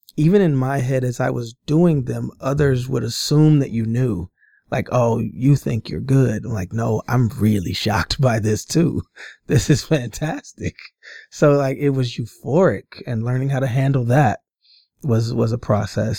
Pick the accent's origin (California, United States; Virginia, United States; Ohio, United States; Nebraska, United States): Nebraska, United States; Omaha; born and raised in Omaha, Nebraska, um, grew up my entire, um, childhood and adolescent life, teen life in, uh, North